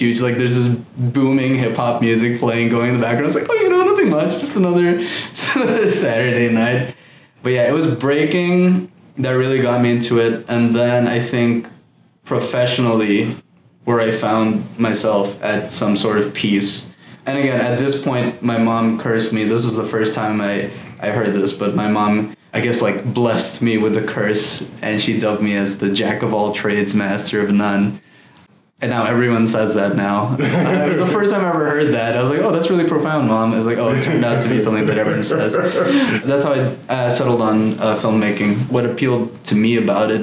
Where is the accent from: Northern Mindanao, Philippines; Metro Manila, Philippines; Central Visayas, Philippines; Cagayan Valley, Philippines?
Metro Manila, Philippines; Manila; now in New York, United States; Growing up in Manila and going to like this all boys Catholic school